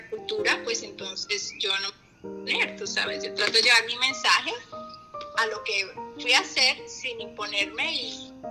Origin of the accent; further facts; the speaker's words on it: Colombia; also born or lived in Puerto Rico; colombiana, yo creo que no hay nadie más colombiano en mi grupo.